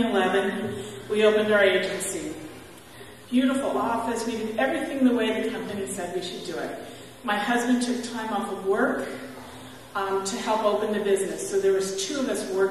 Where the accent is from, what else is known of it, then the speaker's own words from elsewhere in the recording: San Bernardino, California, United States; I grew up in San Bernardino, California without any faith